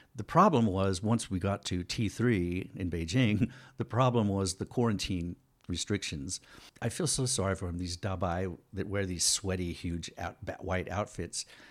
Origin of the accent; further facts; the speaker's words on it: United States; moved away; also born or lived in Taiwan; I'm an American citizen